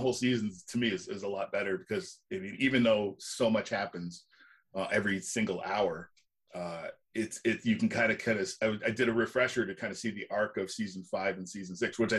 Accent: Canada; But I'm Canadian, so I'm going to say sorry a lot.

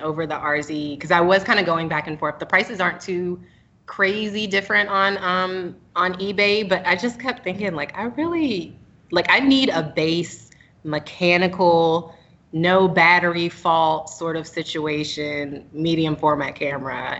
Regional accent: Raleigh, North Carolina, United States; now in Charlotte, United States; from um, Raleigh, North Carolina originally, but living in Charlotte, North Carolina currently

